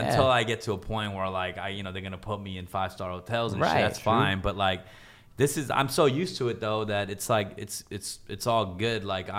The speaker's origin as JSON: {"language": "English", "country": "United States", "tie": "born or raised there", "said": "I mean, back in the day, you know, growing up in America, like I definitely had issues with, you know, identity issues."}